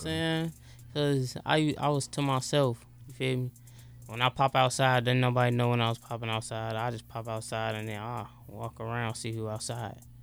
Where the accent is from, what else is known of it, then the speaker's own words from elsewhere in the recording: Chicago, Illinois, United States; I'm from Southside Chicago